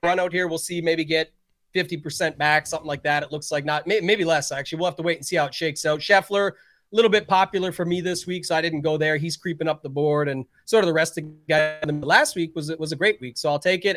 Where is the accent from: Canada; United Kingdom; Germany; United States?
Canada; being Canadian